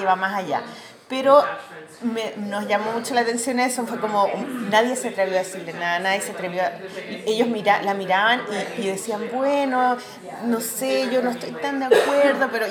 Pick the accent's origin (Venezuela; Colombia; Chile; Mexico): Chile; yo soy dibujante chilena